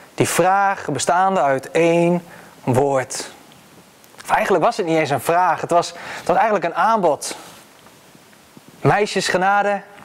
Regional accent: Netherlands; als Nederlanders

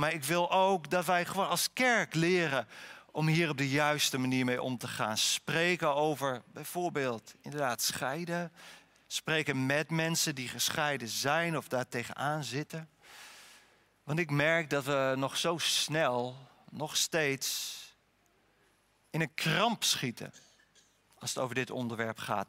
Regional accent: Harlingen, Friesland, Netherlands; ik ben opgegroeid op een kwekerij in Harlingen

